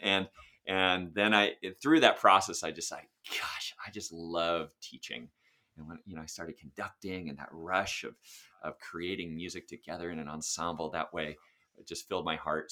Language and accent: English; Sacramento, California, United States; also born or lived in Santa Monica / Los Angeles; I was born in Santa Monica, lived in Los Angeles for four years, and then we moved to Sacramento when I was four, so that's where I did all of my public education